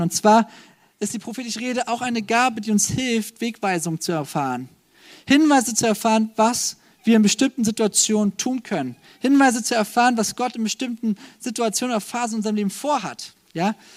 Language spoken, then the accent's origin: German; Germany; als Deutsche